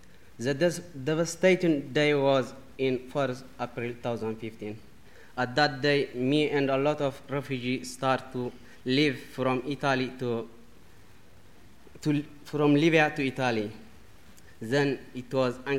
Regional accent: Eritrea; English is a second language; moved away as an adult; now in Bristol, United Kingdom; I come from Eritrea

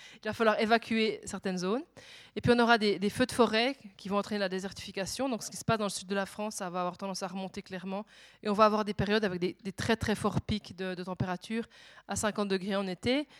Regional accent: Switzerland; je suis suisse

